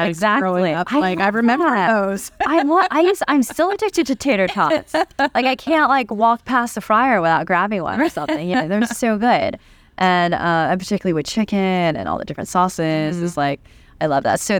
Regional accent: United States; I'm American through and through.

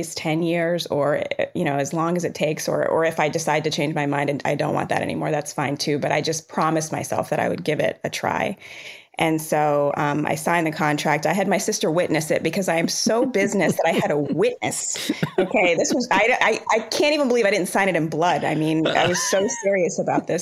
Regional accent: Rockville, Maryland, United States; also born or lived in Jamaica; I was born in Jamaica, but I was raised in Rockville, Maryland.

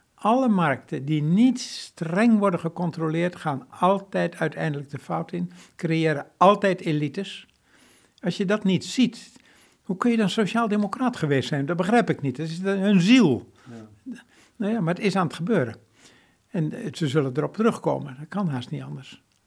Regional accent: Veluwe, Gelderland, Netherlands; Ik ben opgegroeid op de Veluwe, te midden van bomen

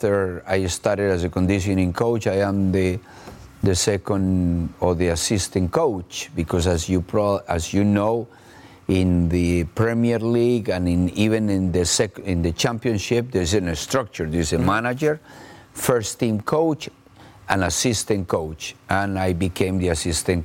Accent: Colombia; moved away as an adult; also born or lived in Brazil / England / Mexico / United States; I was basically very fortunate to be the first Colombian coach ever in Brazil

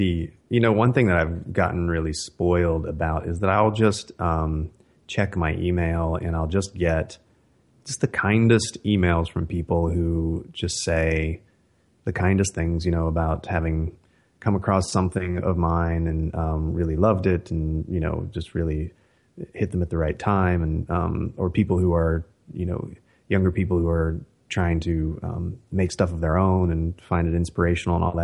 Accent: West Virginia, United States; now in California, United States; I live in California now and have for quite some time, but I grew up in West Virginia

